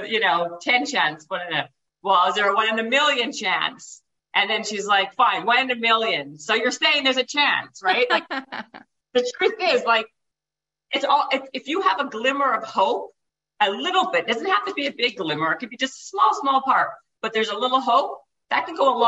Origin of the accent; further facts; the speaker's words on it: Winnipeg, Manitoba, Canada; moved away; I was living in Winnipeg. I'm Canadian. And I was living in Winnipeg at the time.